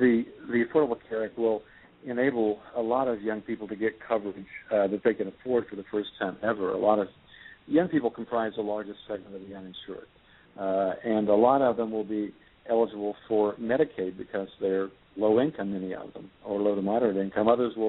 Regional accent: Tennessee, United States; also born or lived in North Carolina; I was born in North Carolina and raised in Tennessee

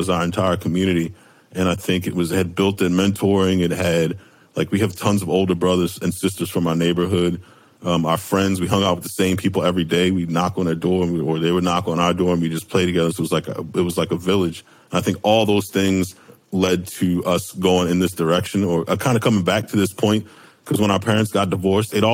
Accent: Baltimore, Maryland, United States; we went to Friends School of Baltimore, which is a Quaker school

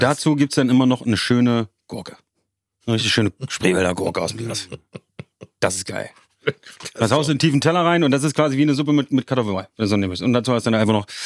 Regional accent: Magdeburg, Saxony-Anhalt, Germany; Magdeburg ist meine Heimat.

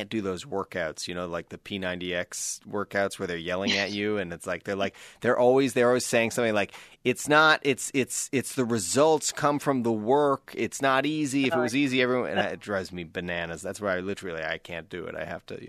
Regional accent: East Coast Canada, Atlantic Canada, Canada; I'm from East Coast Canada. There's not a lot of crew there.

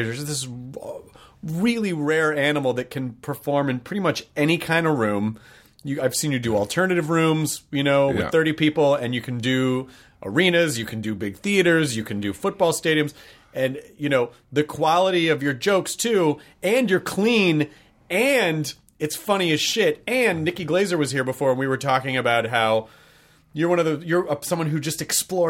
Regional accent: Tennessee, United States; I'm from Tennessee.

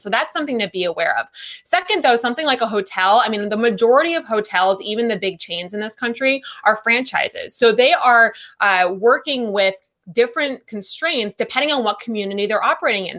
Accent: Wisconsin, United States; moved away; I'm from Wisconsin originally

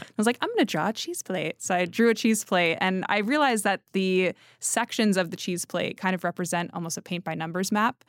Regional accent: Connecticut, United States; I'm from Connecticut

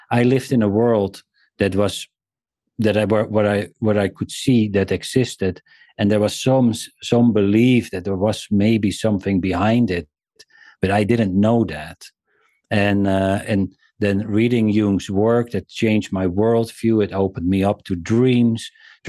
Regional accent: South Africa; born there; Well, I was born in South Africa.

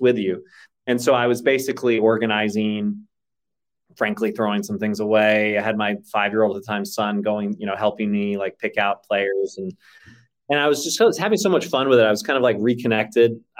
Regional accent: Texas, United States; I grew up in Texas largely

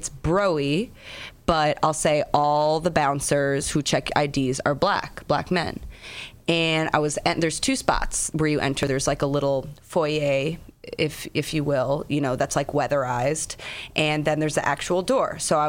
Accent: Chicago, Illinois, United States; now in New York, United States; I grew up in Chicago

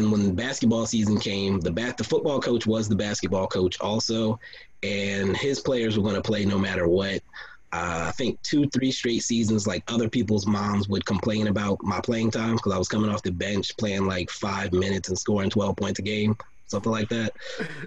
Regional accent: Texas, United States; I was growing up in Texas

